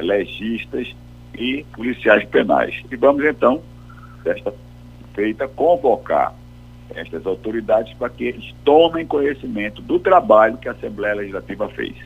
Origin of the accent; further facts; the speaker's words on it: Brazil; eu sou brasileiro